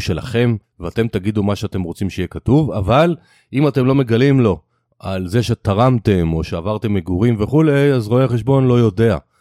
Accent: Israel; אנחנו ישראלים

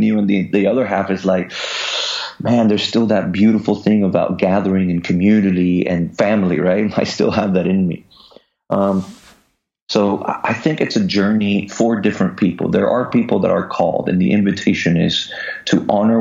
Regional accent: Puerto Rico; Just us Puerto Ricans

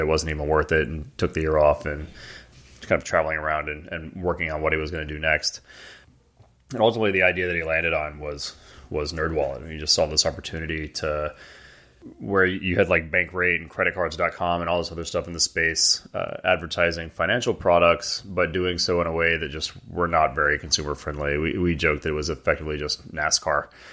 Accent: Atlanta, Georgia, United States; moved away as an adult; We grew up in Atlanta

